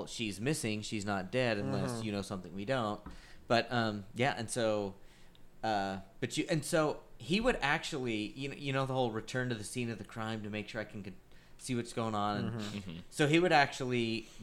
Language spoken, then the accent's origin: English; Butte, Montana, United States; now in Texas, United States; my hometown of Butte